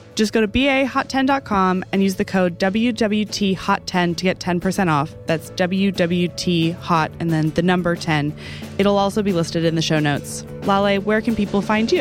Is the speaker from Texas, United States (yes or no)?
yes; Dallas, Texas, United States; moved away; the last couple times that I've gone home to Dallas